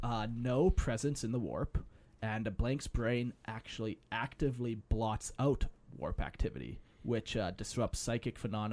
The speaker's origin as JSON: {"language": "English", "country": "Canada", "said": "Well, we're Canadian"}